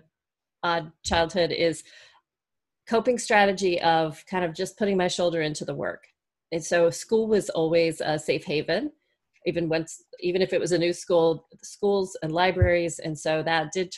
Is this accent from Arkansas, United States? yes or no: no; Florida, United States; I was born in Florida in the US